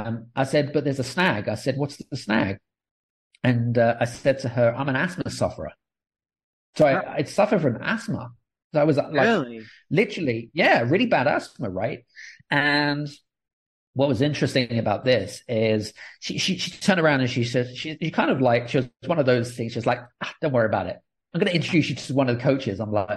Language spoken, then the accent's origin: English; United Kingdom; accent: British; now in Cyprus; Yeah, so I'm British. So I've got a British accent, but I'm actually living in Cyprus